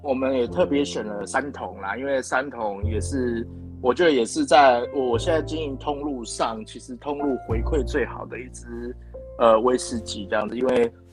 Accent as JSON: {"language": "Chinese", "region": "Kaohsiung", "country": "Taiwan", "tie": "born or raised there", "moved": "yes", "lives_now": "Taichung, Taiwan", "said": "我是台中人，但是其实我， 对。我自己本身是， 呃，高雄人，然后我其实在高雄出生"}